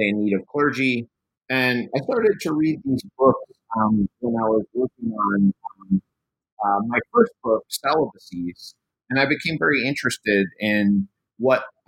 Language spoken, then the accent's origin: English; New Haven, Connecticut, United States; now in Louisiana, United States; I was actually born in New Haven, Connecticut, right in the foothills of Yale University